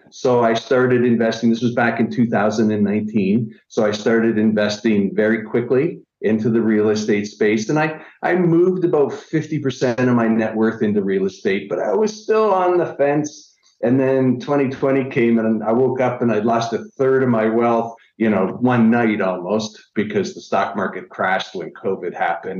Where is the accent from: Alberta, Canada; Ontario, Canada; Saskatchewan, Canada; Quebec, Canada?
Ontario, Canada; Niagara Falls; I'm originally from Niagara Falls, Canada